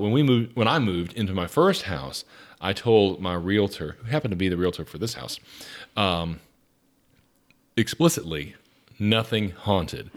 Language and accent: English; Atlanta, Georgia, United States; I grew up in South Atlanta, very close to the Atlanta airport.